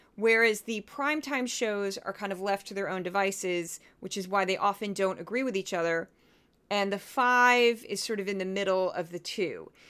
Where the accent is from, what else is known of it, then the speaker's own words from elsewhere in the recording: Missouri, United States; growing up in Missouri